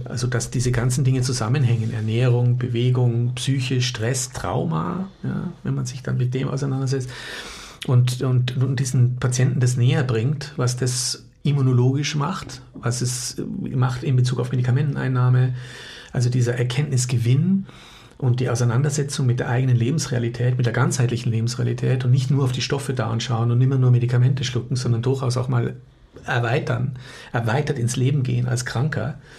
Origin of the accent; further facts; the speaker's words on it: Munich, Bavaria, Germany; moved away as an adult; also born or lived in Austria; now in Innsbruck, Austria; bin ja Münchner